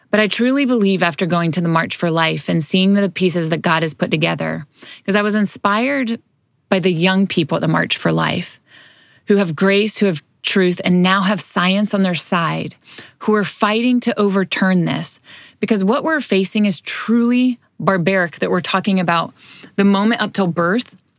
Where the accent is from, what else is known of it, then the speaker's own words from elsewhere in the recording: United States; we as Americans